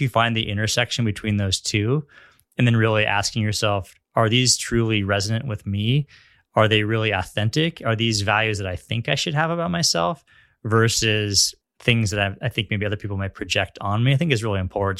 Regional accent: Northern California, United States; also born or lived in Los Angeles; now in San Diego, United States; growing up in Northern California

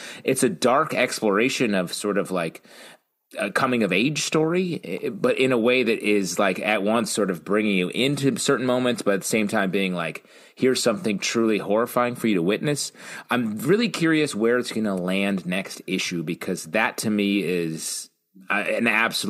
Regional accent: United States; I grew up on the Canadian border watching Canadian TV

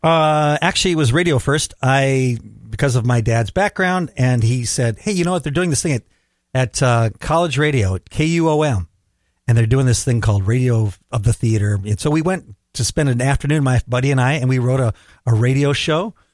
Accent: Minneapolis, Minnesota, United States; I'm from Southwest Minneapolis

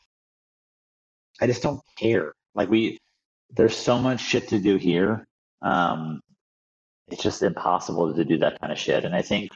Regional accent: outside DC, Northern Virginia, United States; I grew up outside DC in Northern Virginia, in the super suburby, you know, area

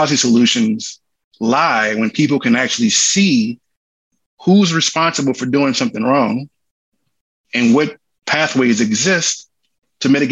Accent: Cancer Alley, Louisiana, United States; from Louisiana, I'm from Cancer Alley

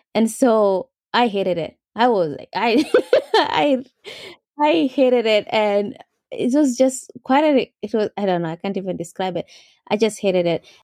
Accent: Mogotio, Baringo County, Kenya; moved away as an adult; also born or lived in Chicago, United States; now in United States; I grew up in Mogotio, which is, yes, four hours from Nairobi.

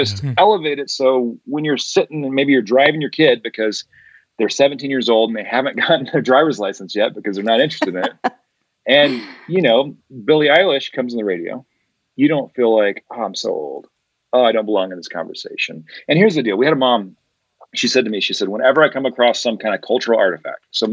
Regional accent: Colorado, United States; I'm from Colorado

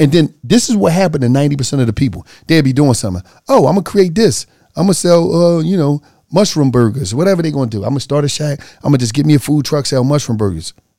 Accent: Philadelphia, Pennsylvania, United States; I'm from Philly.

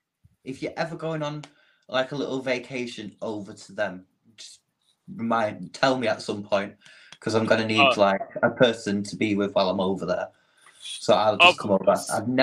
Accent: United Kingdom; where are you from? We're like, well, UK.

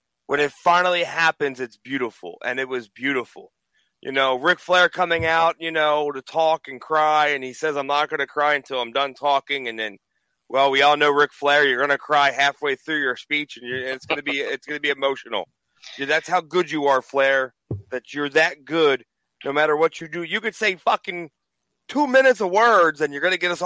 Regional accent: Orlando, Florida, United States; I'm from Orlando

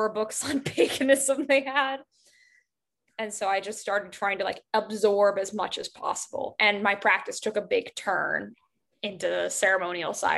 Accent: Appalachia, United States; And I grew up in Appalachia, that's where I'm originally from.

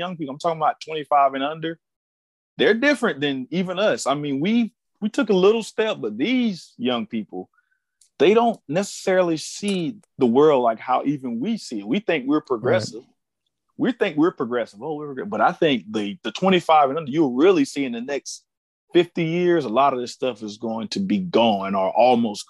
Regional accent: Ocala, Florida, United States; I'm from Ocala, Florida

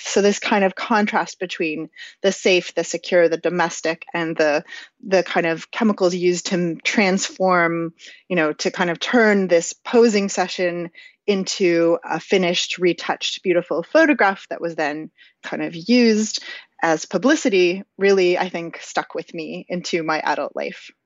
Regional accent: Canada; as a Canadian who wears a toque in the winter

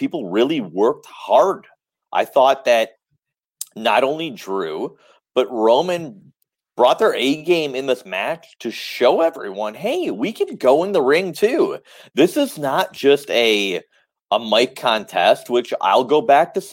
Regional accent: Detroit, Michigan, United States; I'm from Detroit

